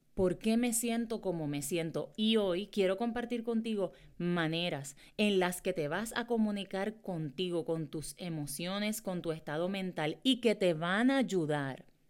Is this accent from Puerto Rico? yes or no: yes; Morovis, Puerto Rico; yo soy de Morovis, Puerto Rico, ¿verdad? De un pueblo eh, en Puerto Rico y es el campo.